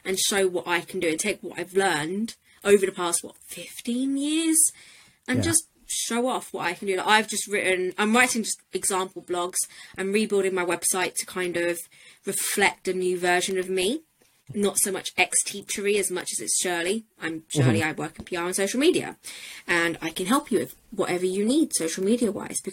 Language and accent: English; United Kingdom; being British